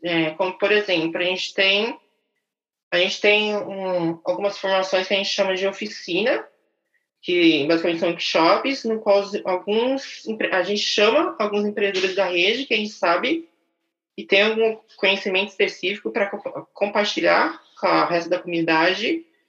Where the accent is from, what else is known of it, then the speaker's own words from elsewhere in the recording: São Paulo, Brazil; also born or lived in Itaquaquecetuba, São Paulo; Nasci em São Paulo, é, sou, ah, eu morei em São Paulo quase a minha vida toda.